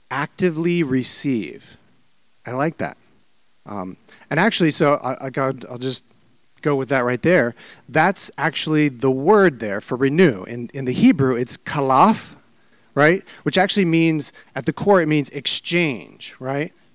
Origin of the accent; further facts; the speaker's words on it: Midwest, United States; now in Maryland, United States; I was raised in the Midwest and I love kind of coming back here. I live in Maryland now